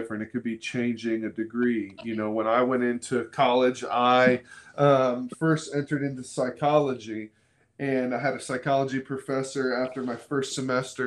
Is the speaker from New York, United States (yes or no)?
no; Florida, United States; moved away as an adult; also born or lived in Kentucky; now in Dayton, United States; I grew up in Florida. I thought I'd live in Florida forever.